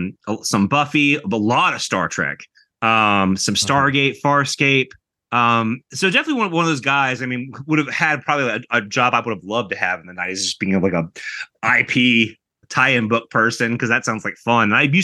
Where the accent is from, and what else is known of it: United States